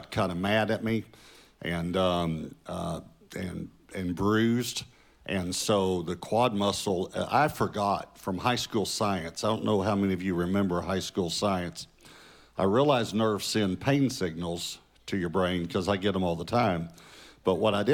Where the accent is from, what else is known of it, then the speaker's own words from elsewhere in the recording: Marshall, Texas, United States; I was born in Marshall, Texas. And our first home was the house behind the Kentucky Fried Chicken